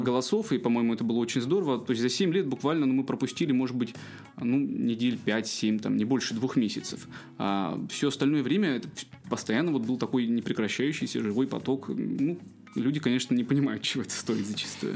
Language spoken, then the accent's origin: Russian; Irkutsk Oblast, Russia; moved away as an adult; also born or lived in Chukotka; now in Kaliningrad, Russia; у себя дома в Иркутской области, в родном городе